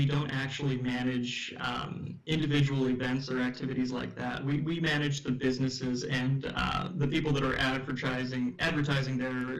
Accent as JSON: {"language": "English", "area": "Orange County", "region": "California", "country": "United States", "tie": "born or raised there", "said": "I grew up in Orange County."}